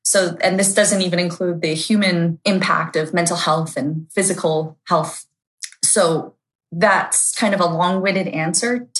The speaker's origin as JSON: {"language": "English", "region": "Ontario", "country": "Canada", "said": "I come from Ontario, Canada"}